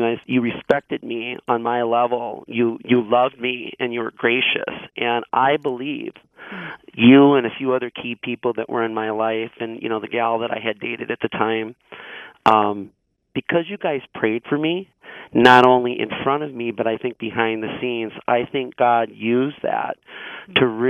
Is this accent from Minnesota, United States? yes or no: yes; Burnsville, Minnesota, United States; my formative years growing up in Burnsville